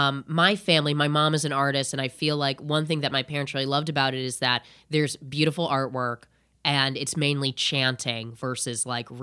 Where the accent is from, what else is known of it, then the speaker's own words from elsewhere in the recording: Indiana, United States; I'm from Indiana originally.